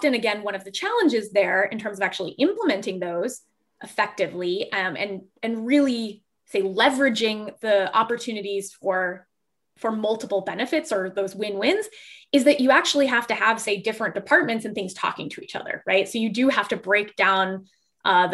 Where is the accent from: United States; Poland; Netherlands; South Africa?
United States; Fort Lauderdale, Florida; I grew up in South Florida, right. In Southeast Florida, Fort Lauderdale, Florida.